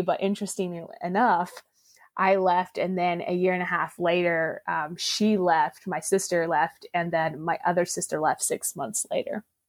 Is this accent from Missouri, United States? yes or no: no; Indiana, United States; I was born and raised in Indiana and I grew up in an Amish culture